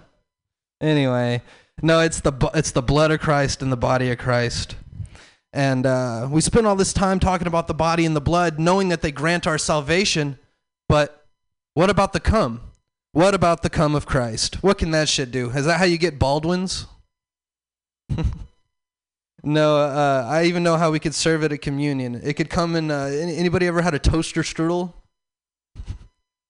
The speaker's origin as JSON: {"language": "English", "region": "the South", "country": "United States", "said": "I'm from the South."}